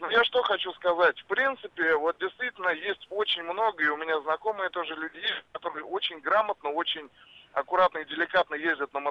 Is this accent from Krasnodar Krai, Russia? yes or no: no; Moscow, Russia; Я из Москвы.